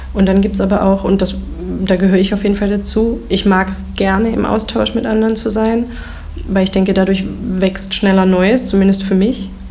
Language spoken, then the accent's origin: German; Heilbronn, Baden-Württemberg, Germany; moved away as an adult; also born or lived in Hildesheim; für meine Heimatstadt